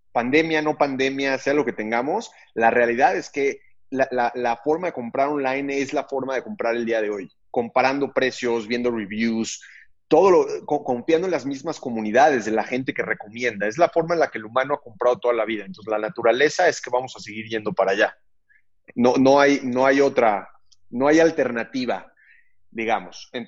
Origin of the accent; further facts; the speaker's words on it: Mexico; como mexicanos estemos en un proceso mucho más grande de bancarización